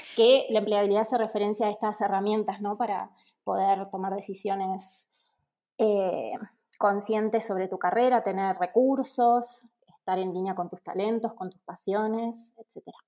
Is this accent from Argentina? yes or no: yes; Argentina; moved away as an adult; now in Mexico; soy argentina y vivo en México hace un año